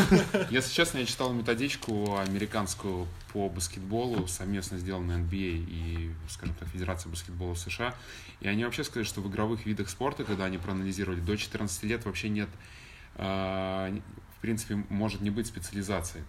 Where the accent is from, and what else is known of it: Belarus; moved away as an adult; also born or lived in Moscow, Russia; now in Los Angeles, United States